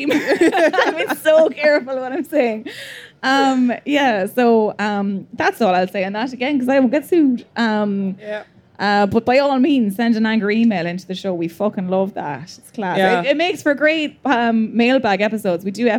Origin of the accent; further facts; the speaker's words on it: Leinster, Ireland; accent: Midlands; Is anyone, like, appalled by the Midlands accents? Like, I'm from this area, and I'm very conscious of it.